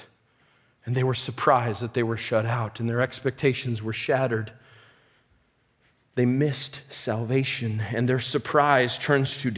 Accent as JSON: {"language": "English", "country": "United States", "said": "I'm an American"}